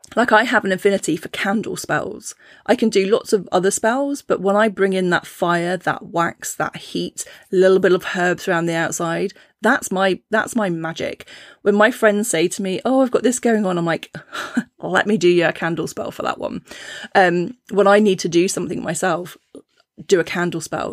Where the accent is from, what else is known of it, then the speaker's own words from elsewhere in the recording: Cornwall, South West England, United Kingdom; I grew up in Cornwall